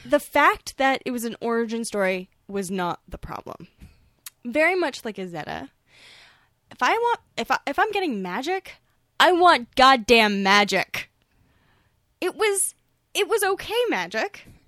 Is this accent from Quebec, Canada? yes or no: no; Toronto, Ontario, Canada; I grew up in Toronto